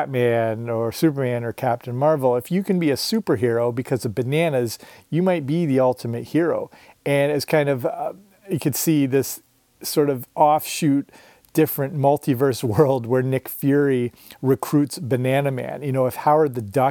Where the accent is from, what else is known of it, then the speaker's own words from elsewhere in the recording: Canada; also born or lived in Surrey, England; I'm Canadian and grew up near the border of the US